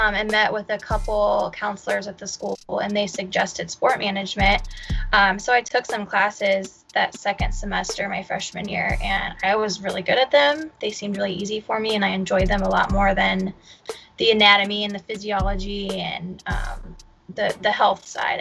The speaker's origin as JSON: {"language": "English", "town": "Fort Wayne", "region": "Indiana", "country": "United States", "tie": "born or raised there", "also_born_or_lived": "North Dakota", "said": "I moved back to Fort Wayne, which is my hometown"}